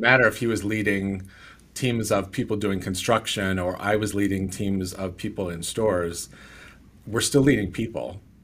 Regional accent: California, United States; I'm from California

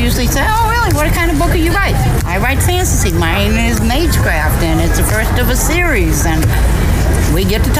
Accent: Missouri, United States; I'm from Missouri.

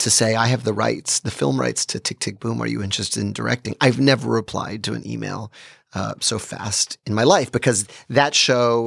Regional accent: New York City, New York, United States; being a New Yorker

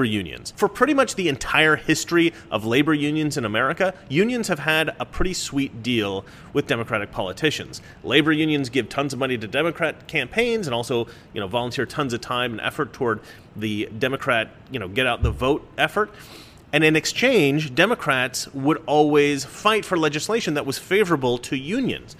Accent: Oregon, United States; I'm from Oregon. We tend to speak sarcastically

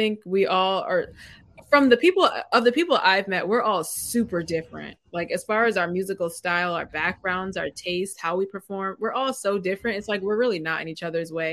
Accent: Waterbury, Connecticut, United States; I'm born and raised in Waterbury. I don't live in Waterbury right now, but I work in Waterbury

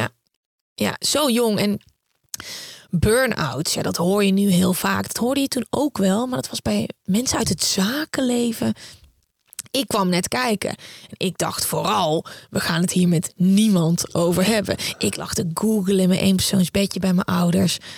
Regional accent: Uden, North Brabant, Netherlands; moved away; also born or lived in The Hague; ik kom uit Uden, eh, een klein stadje in Brabant.

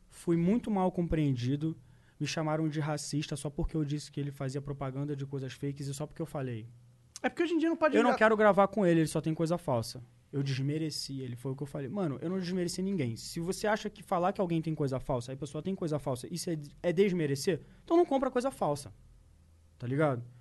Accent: Rio de Janeiro, Brazil; É que eu sou carioca, tá ligado?

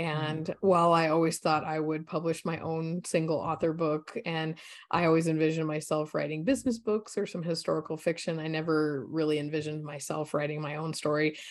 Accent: Colorado, United States; I grew up in Colorado, so beautiful state. I grew up in the mountains

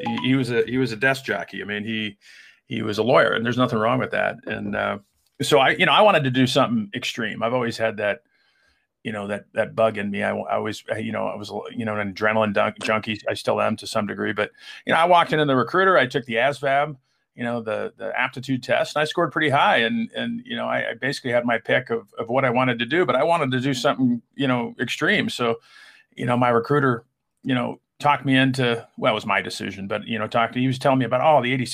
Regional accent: Denver, Colorado, United States; born or raised there; also born or lived in Germany

